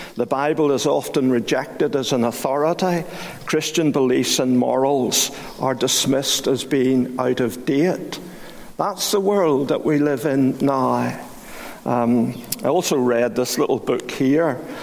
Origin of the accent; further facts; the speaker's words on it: Belfast, Northern Ireland, United Kingdom; I was brought up in Great Victoria Street Baptist Church